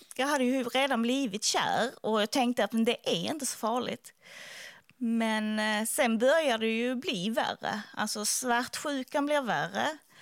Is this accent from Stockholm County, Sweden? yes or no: no; Skåne, Sweden; jag är från Skåne